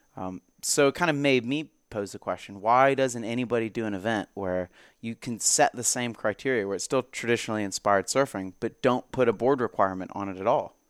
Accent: Jacksonville, Florida, United States; moved away; my hometown of Jacksonville, Florida

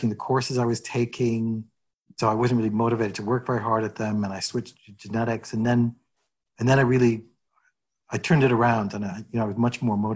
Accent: Edmonton, Alberta, Canada; moved away as an adult; also born or lived in Madison, Wisconsin, United States / Glasgow, Scotland; now in Toronto, Canada; I was born in the US, but my parents emigrated to Edmonton when I was six. And I grew up in Edmonton.

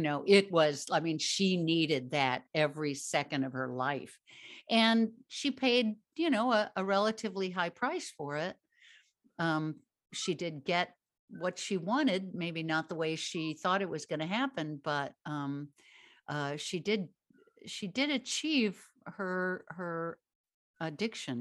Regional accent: Midwest, United States; I grew up in the Midwest

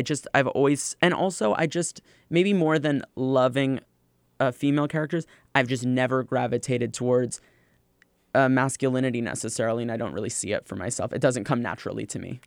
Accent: Los Angeles, California, United States; now in New York, United States; growing up in Los Angeles

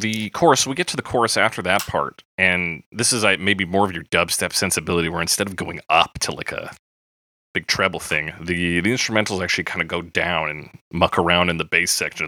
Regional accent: Canada; we count as Canadian content

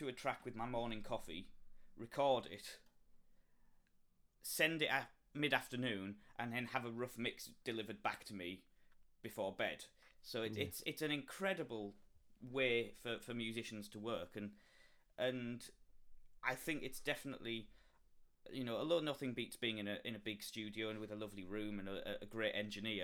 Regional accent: the north of England, United Kingdom

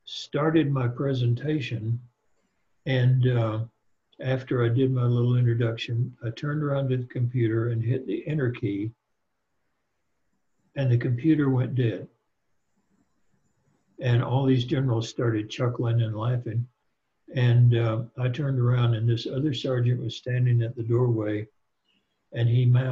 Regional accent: Deep South, United States; I was raised in the Deep South

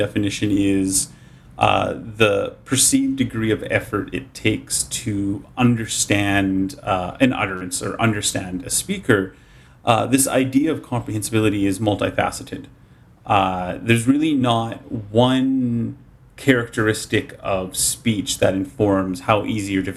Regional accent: Canada; first language English; also born or lived in Japan; I'm from Canada, so I've studied French.

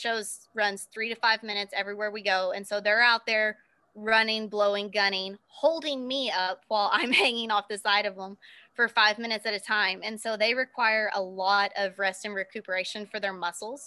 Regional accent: Cheyenne, Oklahoma, United States; my hometown, Cheyenne, Oklahoma

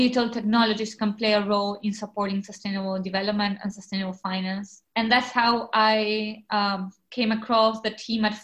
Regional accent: Argentina; mostly in Argentina, my home country

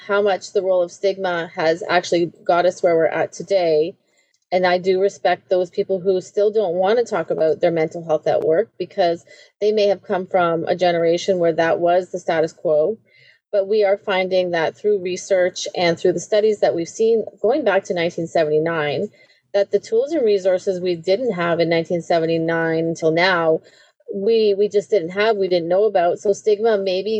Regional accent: Southern Ontario, Canada; moved away as an adult; also born or lived in the prairies / United Kingdom; now in Winnipeg, Canada; I was raised in Southern Ontario

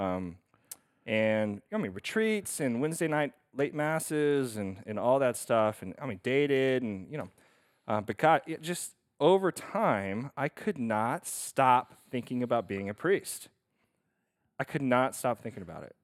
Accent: Stillwater, Oklahoma, United States; born or raised there; moved away as an adult; also born or lived in Rome, Italy

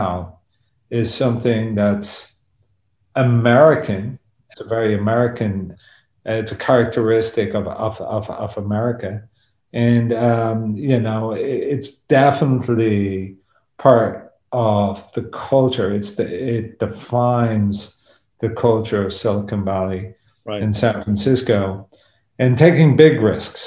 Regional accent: Dublin, Leinster, Ireland; I grew up in Dublin

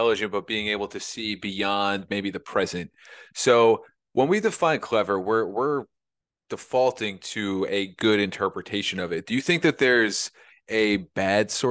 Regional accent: Northeast, United States; we're from the Northeast

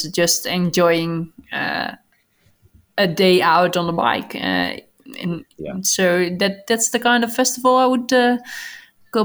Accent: Netherlands; English is a second language; I'm from Holland too

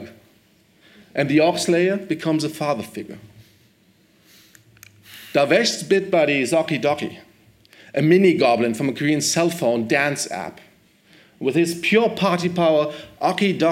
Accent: Germany; I'm from Germany, from Movietel

